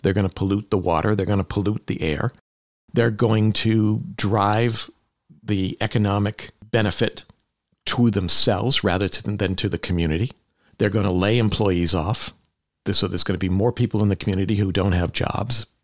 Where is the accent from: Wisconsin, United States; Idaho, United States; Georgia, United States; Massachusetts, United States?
Massachusetts, United States; Palmer; also born or lived in Lenox, Massachusetts; I grew up in Western Massachusetts, mostly in Palmer